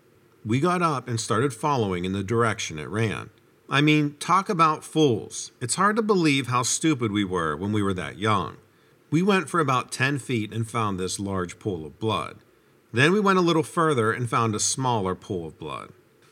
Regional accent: Arkansas, United States; I grew up in the South in Arkansas, and raccoons were considered really big pests.

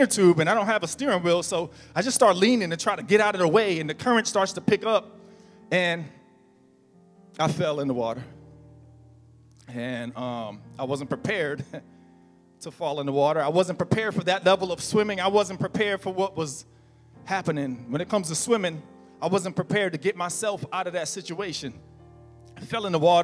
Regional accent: New Jersey, United States; now in Florida, United States; I'm from New Jersey and we have lakes, we have ponds

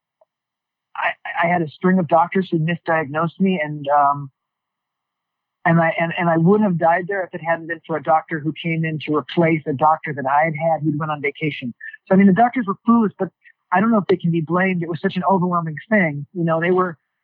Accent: New York, United States; Just being a New Yorker and loving New York history

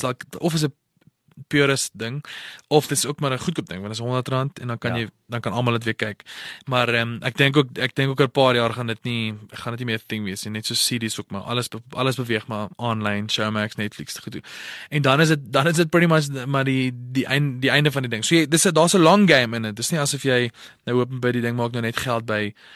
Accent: Potchefstroom, North West, South Africa; Ek het groot geword in Potchefstroom.

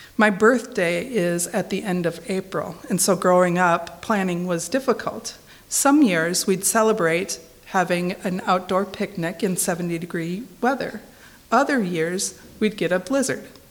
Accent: Minnesota, United States; moved away; I'm originally from Minnesota

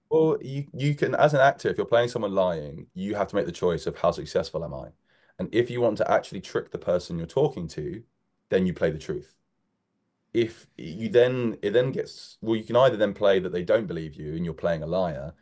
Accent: United Kingdom; moved away as an adult; now in London, United Kingdom; We're just on the suburb of London

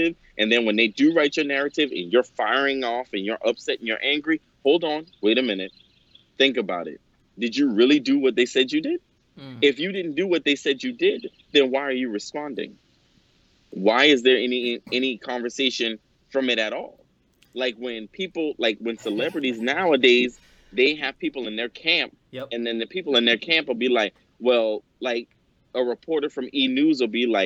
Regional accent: Johns Island, South Carolina, United States; I'm from Johns Island, South Carolina, by the way, of Charleston

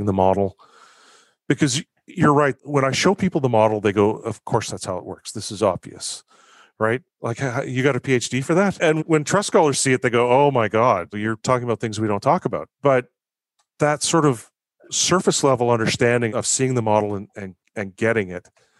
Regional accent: Canada; also born or lived in Victoria; as a Canadian living in Canada

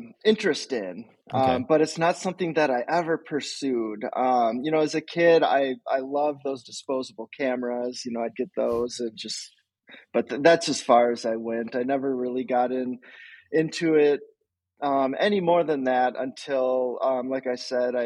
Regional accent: Door County, Wisconsin, United States; also born or lived in Minneapolis, Minnesota; I grew up in Door County, Wisconsin

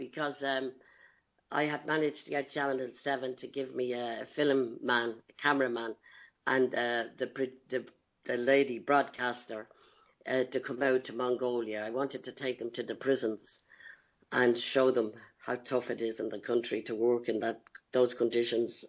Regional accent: Dublin, Leinster, Ireland; moved away; Growing up in Dublin, in my childhood, my background is one of pain and betrayal

